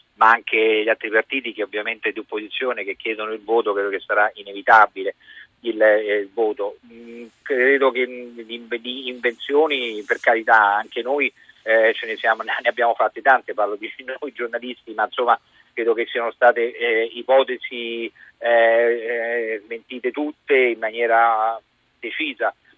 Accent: Rome, Lazio, Italy; da romano, da persona che abita a Roma

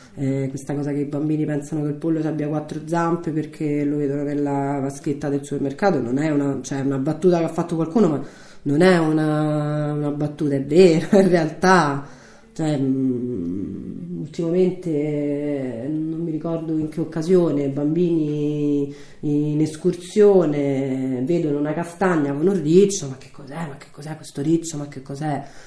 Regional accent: Rome, Lazio, Italy; moved away as an adult; also born or lived in Perugia; now in Ronciglione, Italy; sono nata a Roma, ho 37 anni

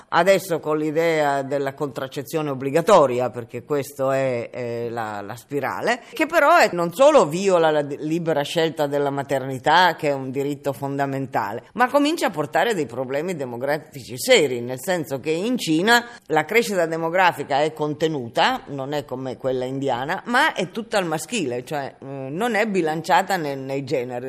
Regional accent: Italy

